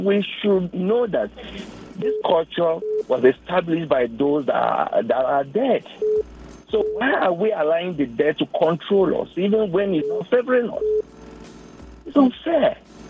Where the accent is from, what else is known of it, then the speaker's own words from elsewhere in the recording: Nigeria; Yeah, I'm an Igbo man.